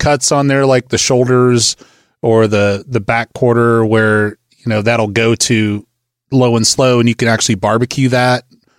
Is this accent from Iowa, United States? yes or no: yes; Northwest Iowa, United States; I grew up in Northwest Iowa